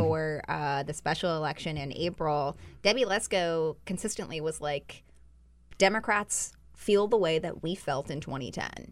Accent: Utah, United States; I'm from Utah

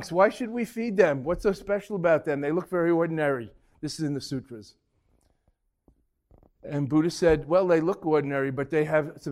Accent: Boston, Massachusetts, United States; Uh, Ted Williams. I'm from Boston.

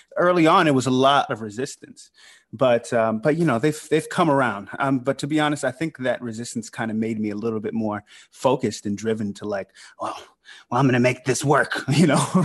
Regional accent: Sandy Springs, Georgia, United States; moved away as an adult; also born or lived in New York; I grew up in Sandy Springs, Fulton County

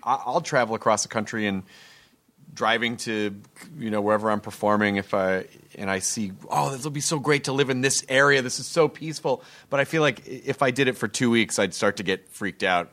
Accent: the South, United States; I grew up in the South.

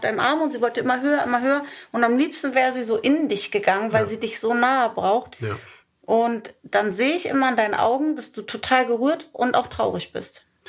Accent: Germany; moved away as an adult; Nichtsdestotrotz ist Deutschland mein Heimatland

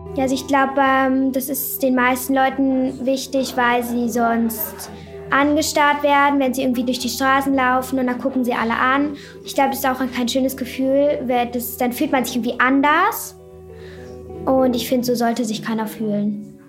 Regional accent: Hamburg, Germany; ich bin zwölf Jahre alt, ich komme aus Hamburg

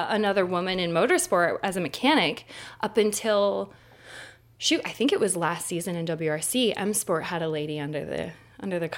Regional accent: United States; moved away; growing up in Tahoe

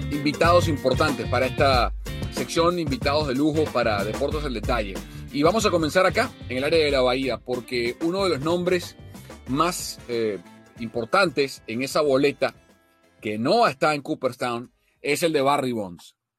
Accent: Venezuela; como venezolano

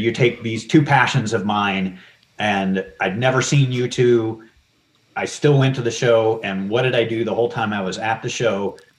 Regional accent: St. Louis, Missouri, United States; I grew up in St. Louis.

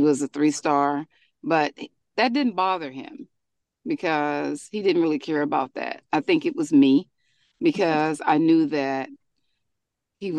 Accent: Frisco, Texas, United States; we're from Frisco, Texas

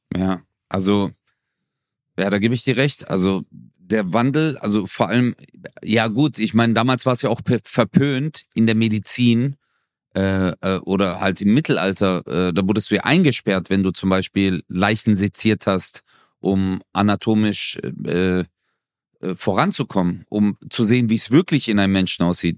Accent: Turkey; bei uns in der Türkei

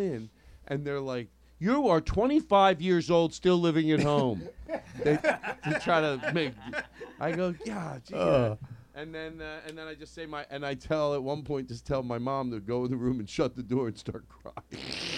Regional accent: Philadelphia, Pennsylvania, United States; Anyway, so I grew up in Philadelphia.

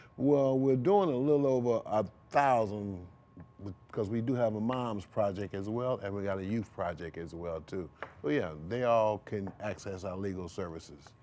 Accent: Rochester, New York, United States; now in St. Louis, United States; I'm from Rochester, New York

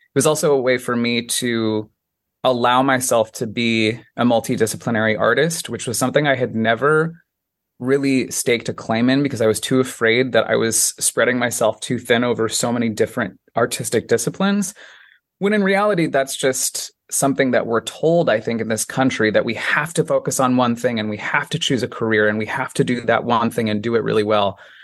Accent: Colorado Springs, Colorado, United States; also born or lived in Washington Heights, New York / South Korea; now in New York, United States; Born and raised in Colorado Springs, Colorado, right in the foothills of the Rocky Mountains

